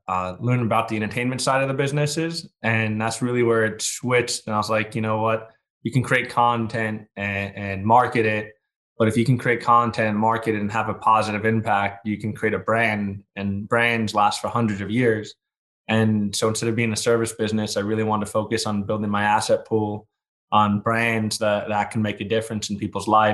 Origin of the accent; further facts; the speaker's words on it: New York, United States; I was born in New York